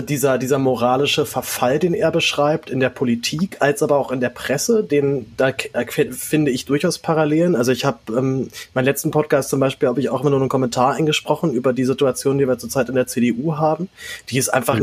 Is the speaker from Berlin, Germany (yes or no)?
yes; Berlin, Germany; dass ich in Berlin geboren bin